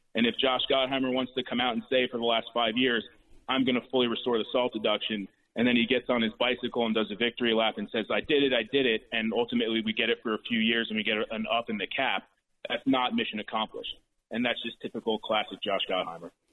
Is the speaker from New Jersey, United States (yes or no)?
yes; Bergen County, New Jersey, United States; this is my home. I grew up in Bergen County my entire life